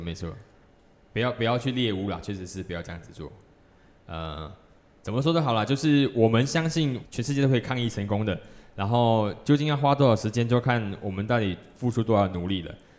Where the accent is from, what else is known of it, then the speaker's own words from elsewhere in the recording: Malaysia; 我身为一个马来西亚人